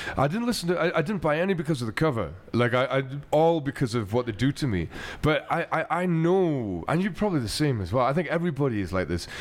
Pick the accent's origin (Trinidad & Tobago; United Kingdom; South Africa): United Kingdom; Glasgow, Scotland; what I grew up with in Glasgow